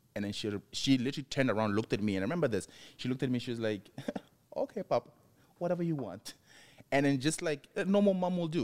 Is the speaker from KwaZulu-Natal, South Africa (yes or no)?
no; Mabopane, Gauteng, South Africa; moved away as an adult; also born or lived in Johannesburg, South Africa; now in United States; Pretoria to Mapupane, where I'm from, where my parents raised me